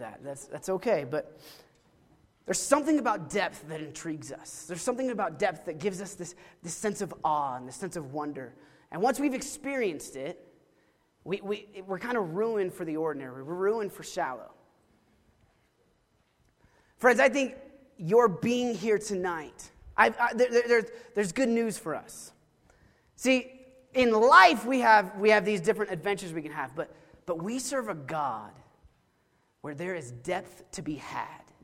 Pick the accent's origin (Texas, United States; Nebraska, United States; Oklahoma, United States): Oklahoma, United States; I grew up in Oklahoma